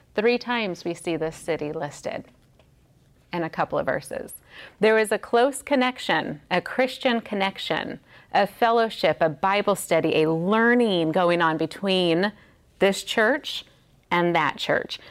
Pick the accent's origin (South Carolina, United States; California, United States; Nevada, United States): Nevada, United States; Las Vegas; in Las Vegas, which is my hometown